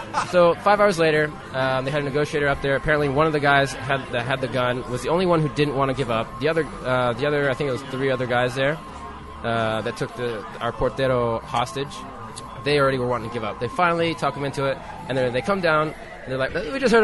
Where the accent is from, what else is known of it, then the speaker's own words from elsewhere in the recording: Atlanta, Georgia, United States; moved away as an adult; now in Buenos Aires, Argentina; I'm from Atlanta, Georgia.